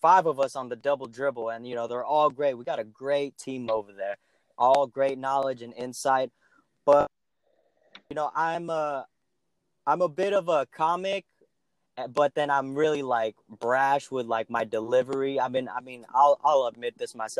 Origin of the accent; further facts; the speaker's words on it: California, United States; growing up in California